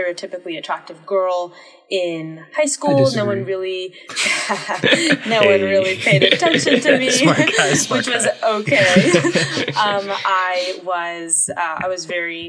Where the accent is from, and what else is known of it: Durham, North Carolina, United States; born or raised there